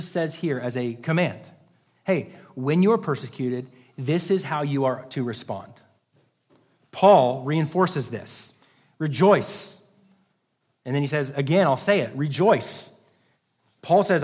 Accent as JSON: {"language": "English", "country": "United States", "said": "as American people in 2022"}